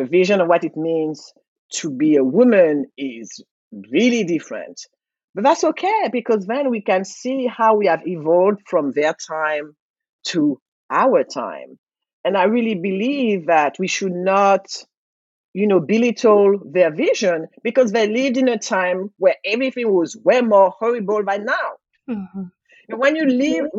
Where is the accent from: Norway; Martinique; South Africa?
Martinique; now in United States; i was like martinique